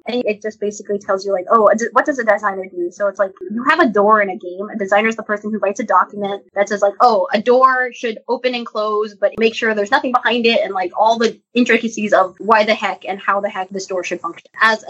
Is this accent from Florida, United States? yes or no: no; California, United States; Like, I grew up in the Bay Area, and this is like video game headquarters, basically.